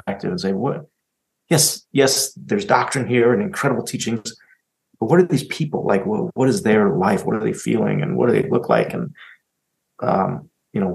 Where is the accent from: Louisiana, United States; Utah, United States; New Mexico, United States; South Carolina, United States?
Utah, United States; Park City; I grew up in Park City